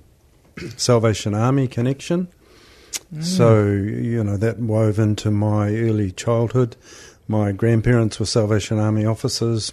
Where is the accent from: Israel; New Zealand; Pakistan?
New Zealand; Auckland; I was born in Tamaki Makaurau, youngest of five